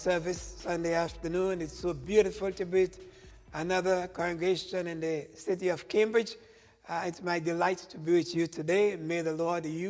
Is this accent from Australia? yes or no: no; Tobago, Trinidad & Tobago; now in United States; in the island of Tobago, where I was born and grew up and got my education back there